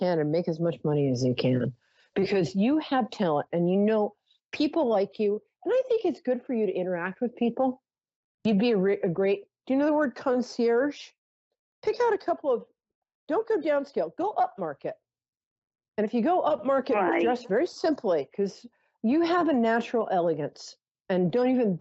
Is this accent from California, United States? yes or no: no; New York City, New York, United States; I'm a New Yorker